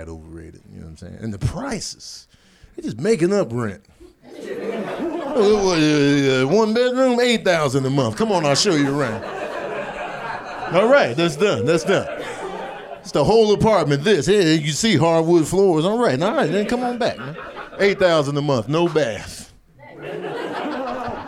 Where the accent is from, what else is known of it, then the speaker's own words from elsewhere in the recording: Midwest, United States; now in Los Angeles, United States; I grew up in the Midwest where you know you in a bad neighborhood